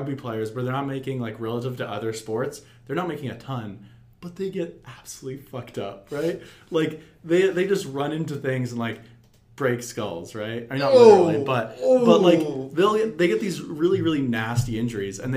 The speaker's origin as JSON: {"language": "English", "region": "Alberta", "country": "Canada", "moved": "yes", "lives_now": "Vancouver, Canada", "said": "I'm from Alberta"}